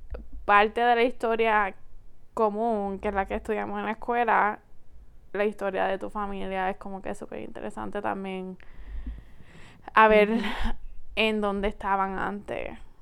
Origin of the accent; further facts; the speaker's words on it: Puerto Rico; nosotros somos la quinta generación de estar en Puerto Rico